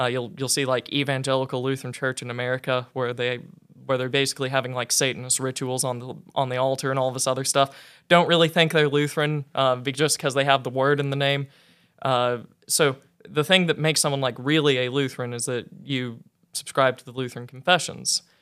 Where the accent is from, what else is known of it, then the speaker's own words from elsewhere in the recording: north central Oklahoma, United States; I was raised a Southern Baptist, uh, in north central Oklahoma